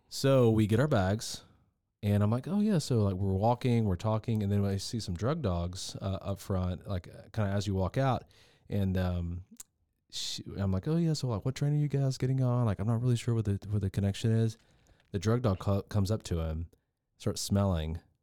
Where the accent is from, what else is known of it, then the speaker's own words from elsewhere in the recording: the South, United States; I'm really from the South